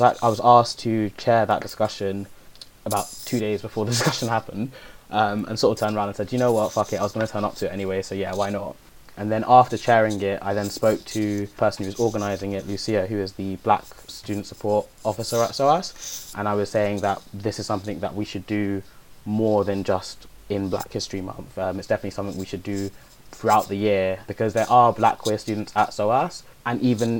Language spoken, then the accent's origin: English; London, United Kingdom; I grew up in Hackney.